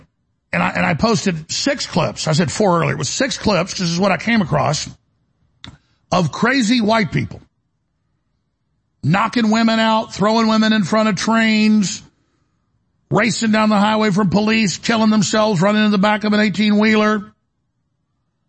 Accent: Dallas, Texas, United States; I'm from Dallas

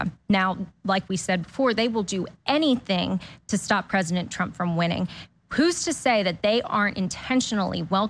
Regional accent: Delaware, United States; moved away as an adult; now in Florida, United States; originally from Delaware. Yep. Now I'm a Florida refugee from Delaware

